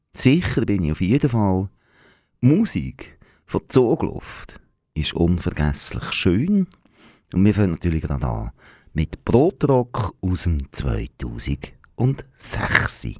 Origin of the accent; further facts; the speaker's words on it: Aargau, Switzerland; als Aargauer